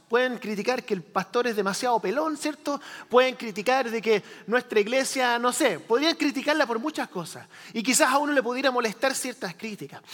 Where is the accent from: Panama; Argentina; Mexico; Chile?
Chile; moved away; yo crecí en Chile, país del tercer mundo, en los años 80